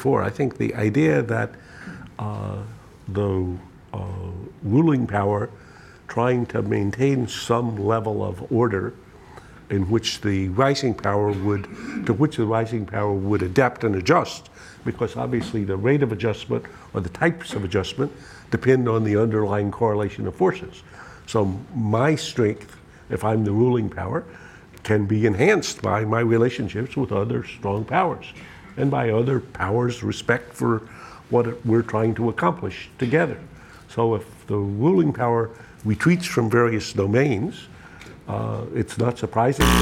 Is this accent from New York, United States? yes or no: no; North Carolina, United States; I'm a red-blooded, even red-necked American, so I come from North Carolina